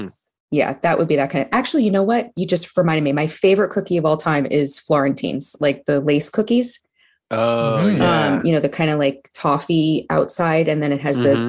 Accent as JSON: {"language": "English", "town": "New York City", "region": "New York", "country": "United States", "tie": "born or raised there", "said": "growing up in Staten Island, it's more of a Cheetos place."}